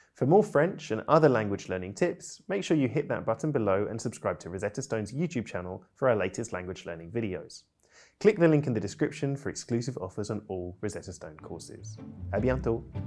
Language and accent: English; United Kingdom; I'm British polyglot